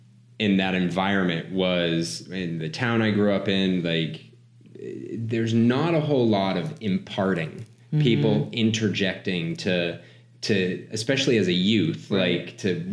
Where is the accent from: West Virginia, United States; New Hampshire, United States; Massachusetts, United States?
New Hampshire, United States; I grew up in New Hampshire.